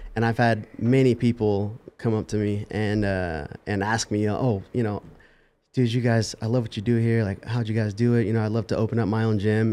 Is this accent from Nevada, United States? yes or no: yes; Las Vegas, Nevada, United States; I was born and raised in Las Vegas